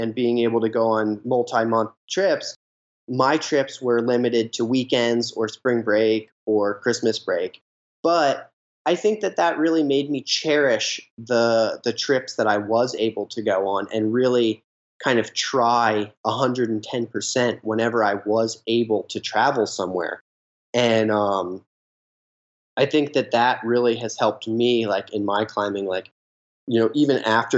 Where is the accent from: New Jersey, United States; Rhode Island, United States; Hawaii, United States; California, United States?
New Jersey, United States; me growing up in New Jersey